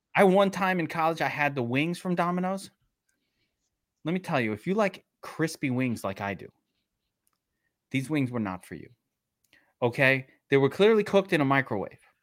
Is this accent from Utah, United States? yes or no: no; New York City, New York, United States; I'm from Mill Basin.